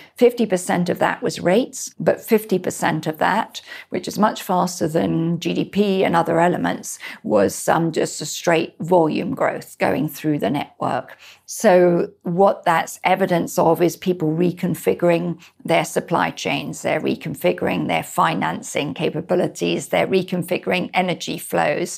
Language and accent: English; Scotland, United Kingdom; also born or lived in Spain; now in United States; I'm Scottish